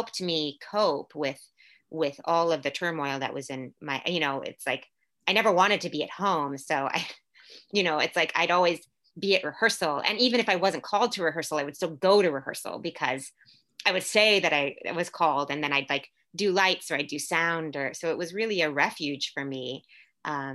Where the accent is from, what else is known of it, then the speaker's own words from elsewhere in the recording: Orlando, Florida, United States; first language English; moved away as an adult; also born or lived in Puerto Rico / New York City / Louisville; now in San Francisco Bay Area, United States; I was born in Puerto Rico, raised in Orlando, Florida. My family moved to Orlando when I was like 2 years old